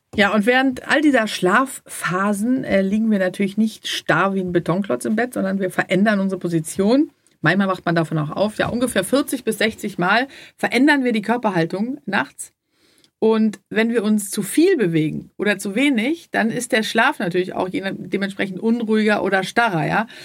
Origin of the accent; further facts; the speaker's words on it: Sweden; moved away; ich komme ja auch aus Schweden